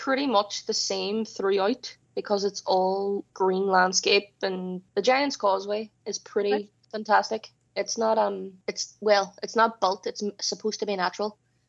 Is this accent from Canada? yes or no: no; Ireland; Like I'm Irish and I don't even know the history of this stuff. Seriously, I'm really shit at being Irish.